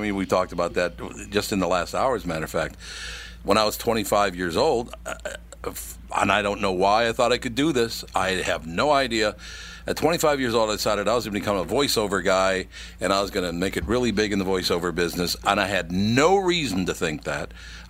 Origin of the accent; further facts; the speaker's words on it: Minnesota, United States; even though I was born and raised in Minnesota.